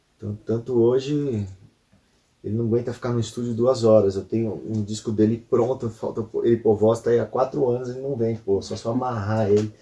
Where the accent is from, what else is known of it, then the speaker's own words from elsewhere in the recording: São Paulo, Brazil; sou aqui da, da zona norte de São Paulo